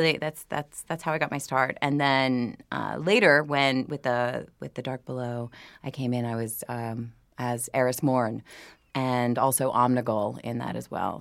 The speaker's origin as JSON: {"language": "English", "town": "New Orleans", "region": "Louisiana", "country": "United States", "said": "I'm from New Orleans"}